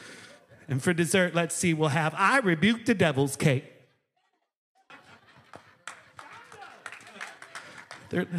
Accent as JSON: {"language": "English", "town": "Racine", "region": "Wisconsin", "country": "United States", "tie": "born or raised there", "moved": "yes", "said": "I grew up in Racine, Wisconsin is where I'm originally from"}